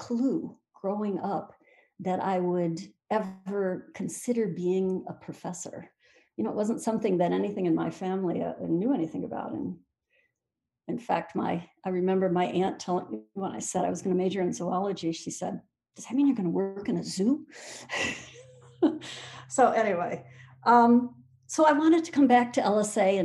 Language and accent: English; Michigan, United States; I'm actually from Michigan, so my whole family is native Michiganders going back a couple of generations